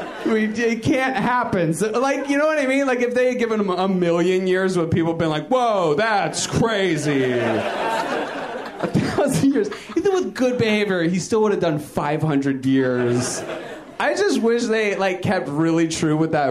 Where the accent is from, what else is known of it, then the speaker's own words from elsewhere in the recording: Virginia, United States; now in Los Angeles, United States; I'm kind of new to LA. I'm from Virginia originally